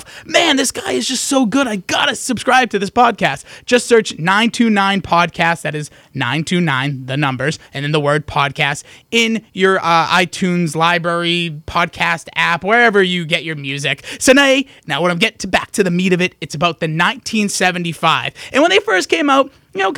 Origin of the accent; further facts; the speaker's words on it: United States